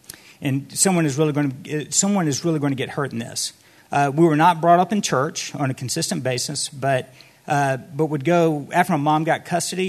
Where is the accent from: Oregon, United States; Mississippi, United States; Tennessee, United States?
Mississippi, United States; Gulfport; moved away as an adult; also born or lived in Dallas, Texas; So I grew up in Gulfport, Mississippi with 3 siblings